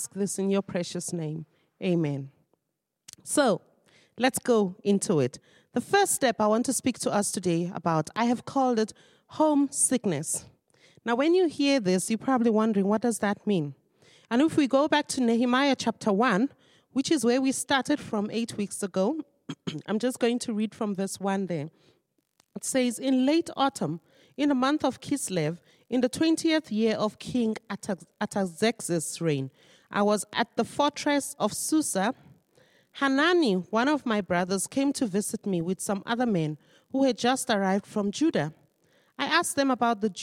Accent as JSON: {"language": "English", "country": "Nigeria", "moved": "as an adult", "lives_now": "South Africa", "said": "I am originally a Nigerian, and I've lived in South Africa for 20 years."}